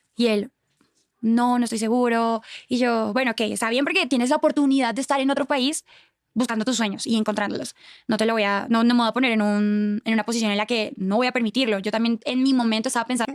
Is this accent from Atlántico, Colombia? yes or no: no; Cúcuta, Norte de Santander, Colombia; moved away as an adult; also born or lived in Bogotá, Colombia; now in Mexico; Cúcuta, de donde yo soy